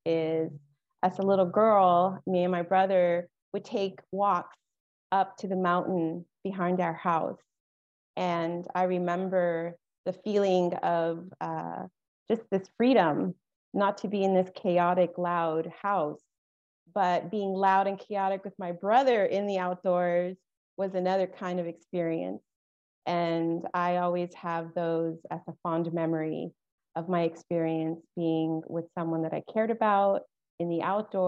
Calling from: Petaluma, California, United States; I'm dialing in from Petaluma.

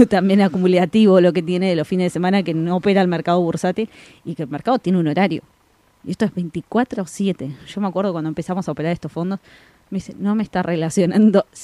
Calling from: Quilmes, Buenos Aires Province, Argentina; Soy de Quilmes, acá escuchándolos en la mañana con un café con leche.

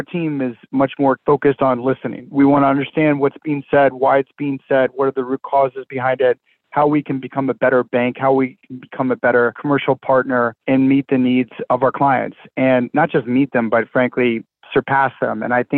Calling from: Charlotte, North Carolina, United States; I'm joining you from Charlotte, North Carolina.

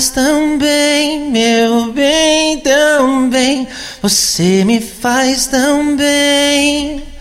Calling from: São Bernardo do Campo, São Paulo, Brazil; Eu sou de São Bernardo do Campo.

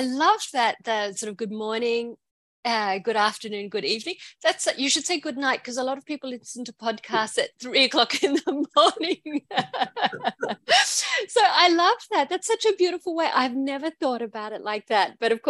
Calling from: Queensland, Australia; I'm calling from Aboriginal country called Gubbi Gubbi, and I'm in Queensland in Australia.

